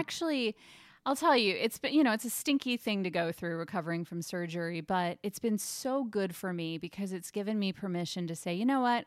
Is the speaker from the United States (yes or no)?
no; Germany; moved away; I grew up in Germany